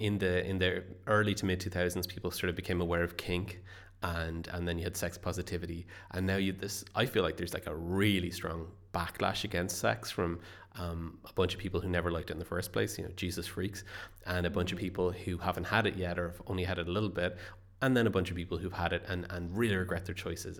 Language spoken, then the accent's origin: English; Ireland; I am an Irish writer.